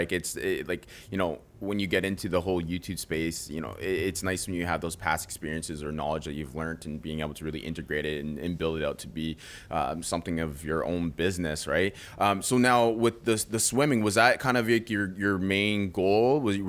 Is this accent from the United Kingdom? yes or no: no; just outside of Toronto, Ontario, Canada; I'm not from the States, by the way, so I might mix some things up. I'm straight on Canadian, just outside of Toronto.